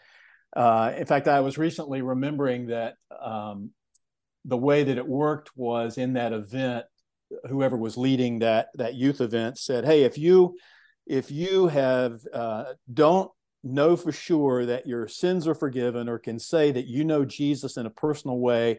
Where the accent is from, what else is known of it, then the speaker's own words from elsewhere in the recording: Georgia, United States; but I was raised in Georgia. And the way that I describe it is a very loving home.